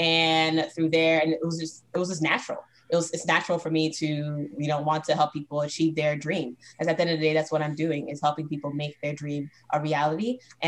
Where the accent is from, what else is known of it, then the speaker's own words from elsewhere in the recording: Brooklyn, New York, United States; also born or lived in Boston, United States; So I grew up actually in Brooklyn, New York, and Boston, Massachusetts.